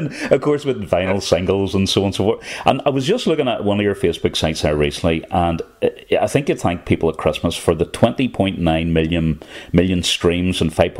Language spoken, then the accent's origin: English; Northern Ireland, United Kingdom